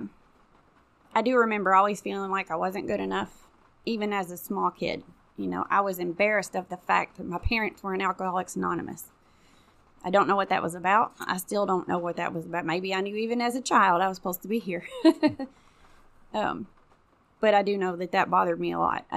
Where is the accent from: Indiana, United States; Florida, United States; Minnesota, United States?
Indiana, United States; Jeffersonville; also born or lived in Clarksville, Indiana; I grew up in Jeffersonville, half Jeffersonville, half Clarksville